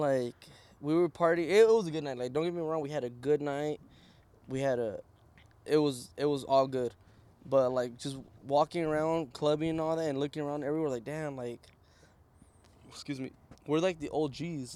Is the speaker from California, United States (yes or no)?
no; Arizona, United States; first language Spanish; English is a second language; we're from Arizona